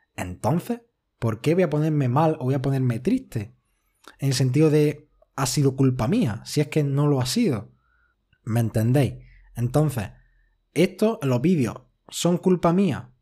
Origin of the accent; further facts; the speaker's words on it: Spain; yo soy español